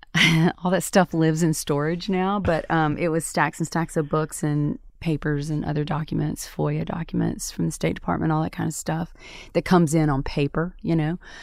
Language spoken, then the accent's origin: English; Tupelo, Mississippi, United States; moved away as an adult; also born or lived in Atlanta; my hometown of Tupelo, Mississippi